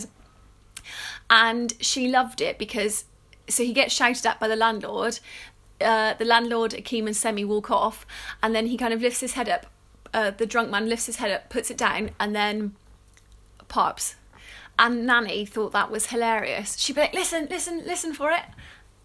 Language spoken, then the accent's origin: English; England, United Kingdom; we're English